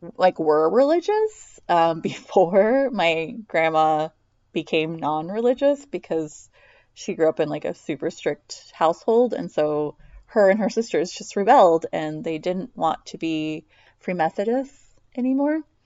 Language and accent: English; United States